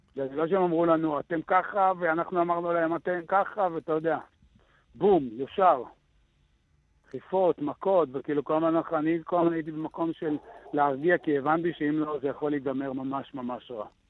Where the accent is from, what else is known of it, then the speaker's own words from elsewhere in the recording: Gevim, Southern District, Israel; אני מקיבוץ גבים